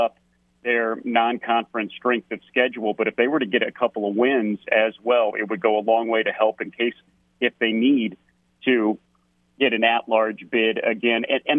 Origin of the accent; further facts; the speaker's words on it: Missouri, United States; moved away; growing up in Missouri